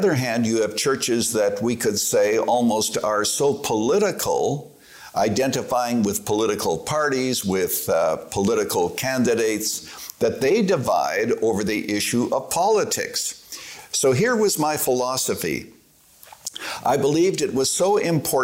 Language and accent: English; Canada; moved away as an adult; now in Chicago, United States; as a Canadian